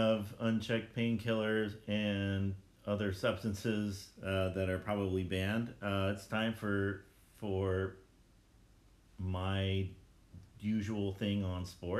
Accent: El Paso, Texas, United States; moved away; I'm from El Paso, Texas, and so I still, I'm still connected with a lot of people from there

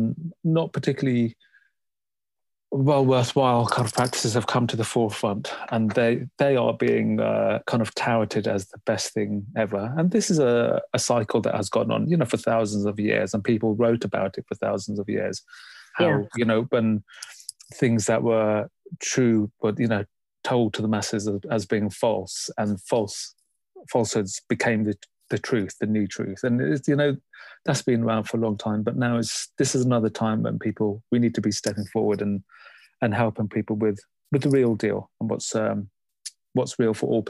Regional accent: London, United Kingdom; growing up in London

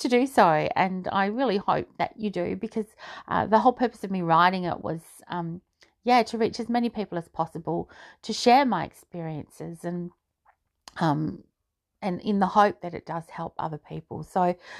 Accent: Australia; which I am, being Australian

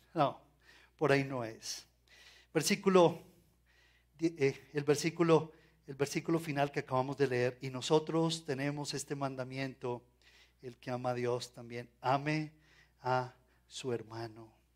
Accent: Colombia; como colombianos

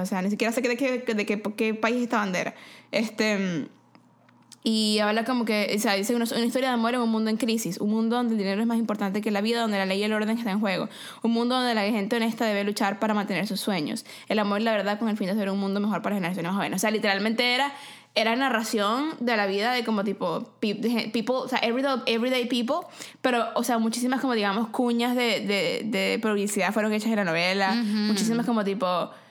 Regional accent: Venezuela; Venezuela, mi patria querida

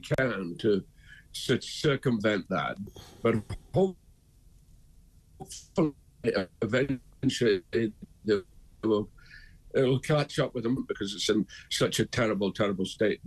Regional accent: Dundee, Scotland, United Kingdom; moved away; I went back up to Dundee, my hometown

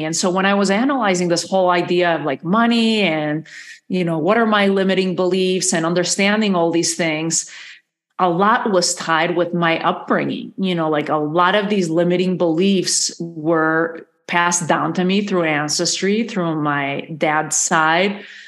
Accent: Madrid, Community of Madrid, Spain; moved away as an adult; also born or lived in New York / Galicia / Santa Fe, New Mexico; now in United States; I was born and raised in Madrid in the capital.

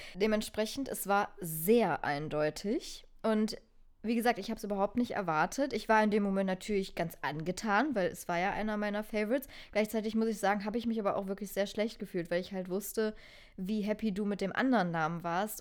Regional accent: Germany; Ich bin eine richtige Almankartoffel

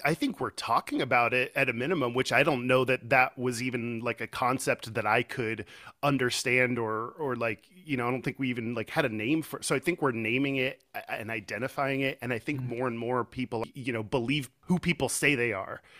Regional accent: Houston, Texas, United States; moved away as an adult; also born or lived in Austin; now in Seattle, United States; I'm originally from Texas. I grew up in, in Houston

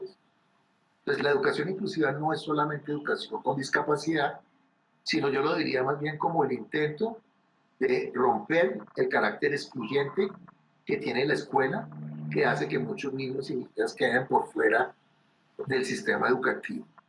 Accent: Colombia; a nosotros particularmente como colombianos

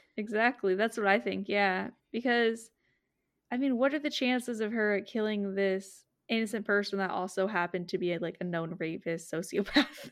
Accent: Redding, California, United States; I'm from Reading

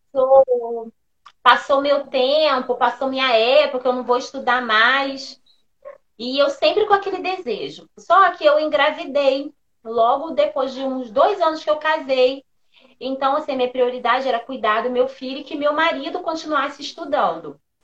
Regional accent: São Gonçalo, Rio de Janeiro, Brazil; moved away; eu sou do Rio, sou de São Gonçalo, moramos durante muitos anos lá

